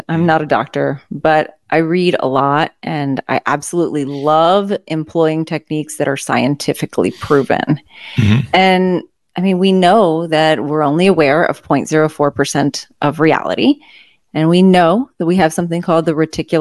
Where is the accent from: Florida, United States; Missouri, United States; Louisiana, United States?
Louisiana, United States; I'm from Louisiana